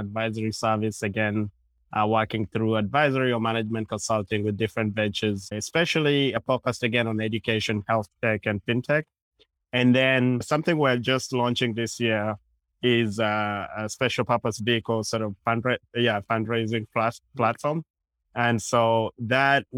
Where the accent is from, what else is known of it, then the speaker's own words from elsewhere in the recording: Uganda; now in New York City, United States; I guess I'm talking right now from New York City. I'm originally from Uganda.